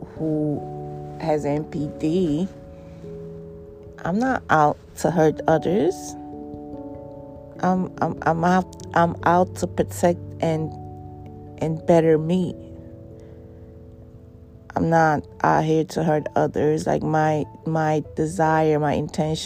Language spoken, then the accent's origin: English; New York City, New York, United States; I give shit to homeless people as a New Yorker every day